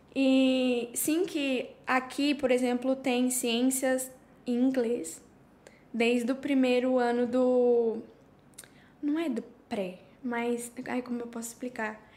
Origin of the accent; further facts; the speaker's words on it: Curitiba, Paraná, Brazil; also born or lived in São José dos Pinhais; now in Spain; estou aqui há seis anos, sou de Curitiba, Paraná. Na verdade, eu morava em São José dos Pinhais